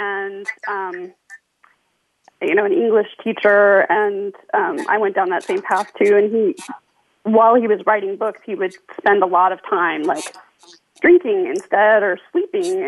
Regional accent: California, United States; I'm from California

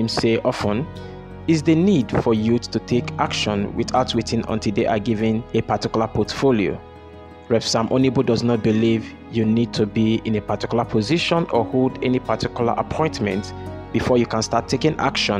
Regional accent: Nigeria; I am from Nigeria

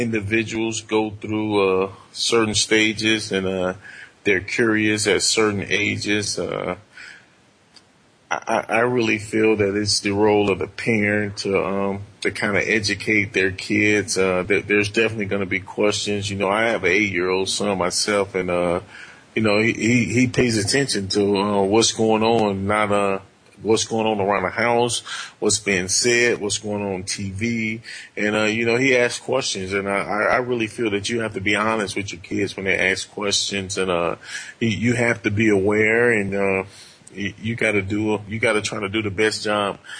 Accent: Montgomery, Alabama, United States; now in Michigan, United States; I grew up in Montgomery, Alabama

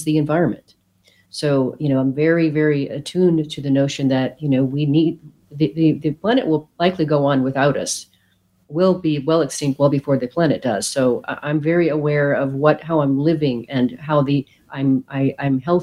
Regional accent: Oregon, United States; moved away as an adult; also born or lived in Spain / Brazil; I grew up in Oregon, which is very much a tree-hugging, granola-eating state.

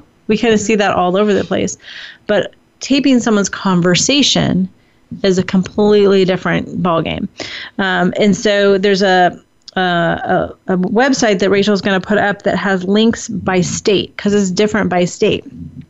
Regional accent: California, United States; I love my home state of California.

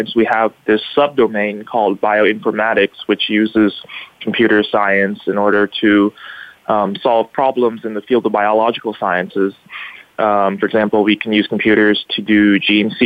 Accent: Bellevue, Washington, United States; now in Bellingham, United States; I grew up in Bellevue, Washington, spent my whole life there

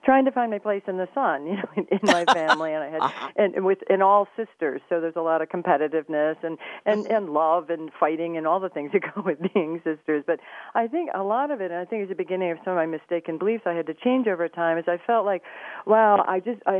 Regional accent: Flint, Michigan, United States; I grew up in Flint, Michigan

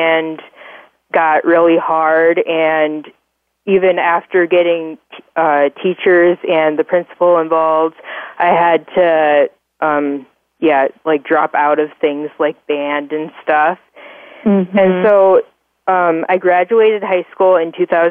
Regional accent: Orange City, Iowa, United States; I was born and raised in Orange City, Iowa

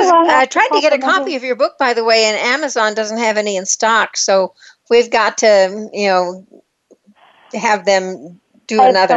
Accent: Plainview, Texas, United States; accent: twang; now in Scottsdale, United States; I graduated from high school in Crest, Texas, and not Crest, but Plainview, and it took me a long time to realize that I still had my twang.

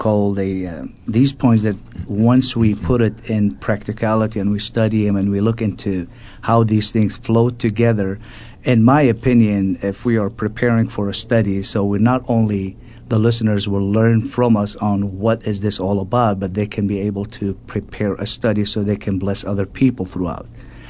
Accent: Baghdad, Baghdad Governorate, Iraq; moved away; I was born in Baghdad, Iraq.

